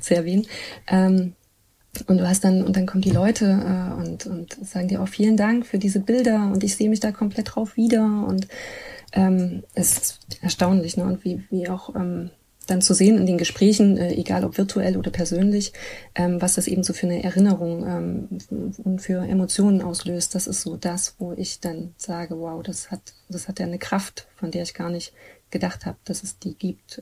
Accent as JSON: {"language": "German", "town": "Leipzig", "region": "Saxony", "country": "Germany", "tie": "born or raised there", "said": "ich bin ja so an der Ecke Musikerviertel ähm, groß geworden"}